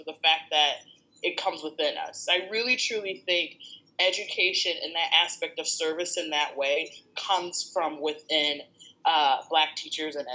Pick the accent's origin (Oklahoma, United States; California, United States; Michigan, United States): Michigan, United States; Lansing; also born or lived in Chicago, Illinois; I am from Lansing, Michigan. Back home, we call it the Lansing area. So, I am from the Mitten, born and raised